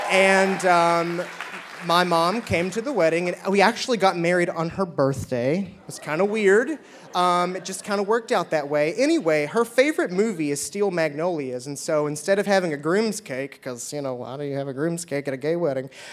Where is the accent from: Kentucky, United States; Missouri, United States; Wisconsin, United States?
Kentucky, United States; Shepherdsville; I'm from Shepherdsville